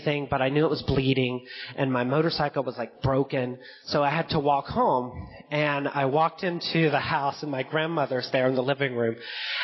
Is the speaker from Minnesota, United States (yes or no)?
no; Fayetteville, Georgia, United States; where I grew up in the South, in Fayetteville, Georgia